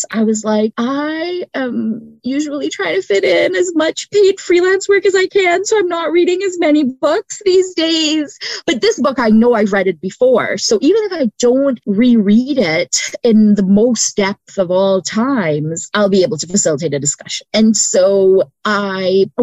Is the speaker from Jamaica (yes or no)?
no; Canada; first language English; also born or lived in Brampton, Ontario / Windsor, Ontario / Scarborough, Ontario / Trinidad; as a Canadian